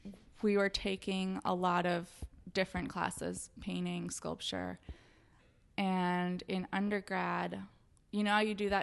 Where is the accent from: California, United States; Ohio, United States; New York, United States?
California, United States; Orange County, Southern; Orange County.